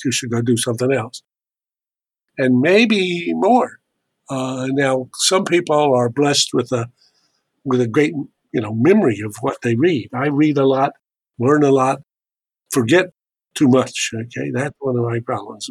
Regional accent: Charlotte, North Carolina, United States; moved away; I'm a proud Tar Heel, uh, I was born in Charlotte, North Carolina.

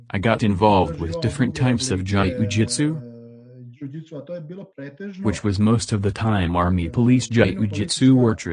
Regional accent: Zadar, Zadar County, Croatia; English is a second language; from Croatia Zadar.

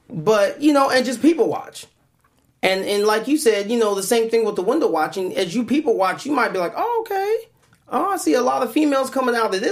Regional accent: Columbus, Ohio, United States; now in Los Angeles, United States; Ohio over here. Columbus

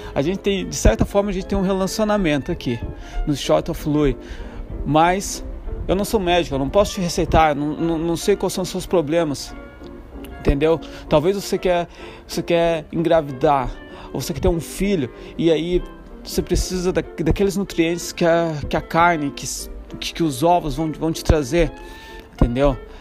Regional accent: Brazil; moved away as an adult; also born or lived in Ireland; já passou um tempo que eu saí do Brasil, já faz, vai, fazer seis anos agora

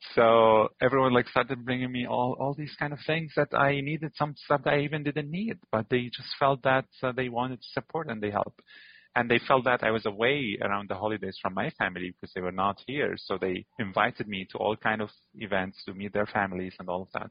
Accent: Damascus, Damascus Governorate, Syria; moved away as an adult; now in Antigonish, Canada; I was born in Damascus. It's a giant city.

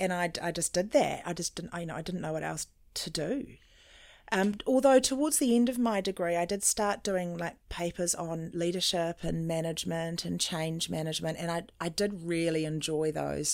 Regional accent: New Zealand; also born or lived in South Africa; when I was three and my brother was one, um, my parents brought us to New Zealand on a ship

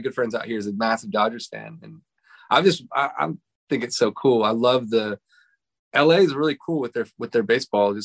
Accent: Montreal, Quebec, Canada; moved away as an adult; now in Pasadena, United States; I'm from Montreal.

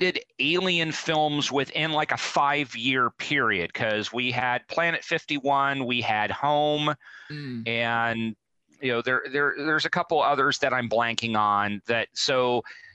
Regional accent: Cincinnati, Ohio, United States; my hometown of Cincinnati

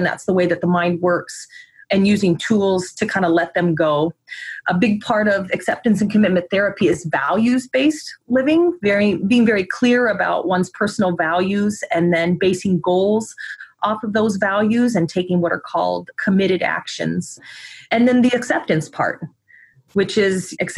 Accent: Midwest, United States; now in Oregon, United States; I was raised in the Midwest and then moved out to Oregon

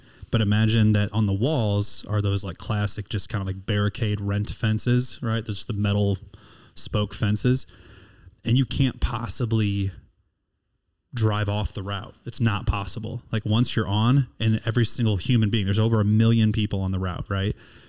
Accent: Houston, Texas, United States; You know, you all know I'm from Houston, and I'm looking for a Valentine in a couple days.

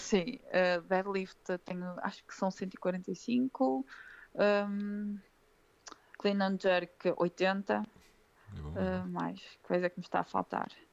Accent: Sernancelhe, Norte, Portugal; moved away; eu não sou daqui, sou do Sernancelho

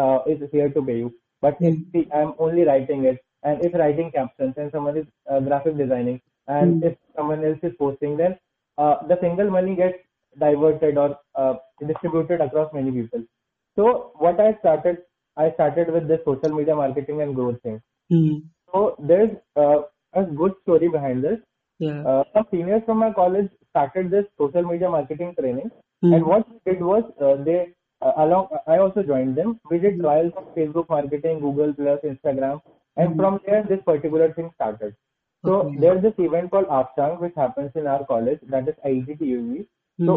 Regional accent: Indore, Bhopal, Madhya Pradesh, India; I'm from Indore and I belong to Bhopal

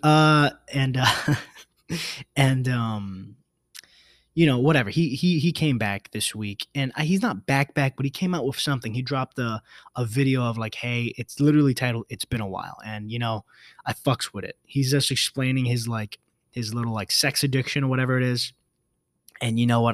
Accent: New York City, New York, United States; I'm a New Yorker

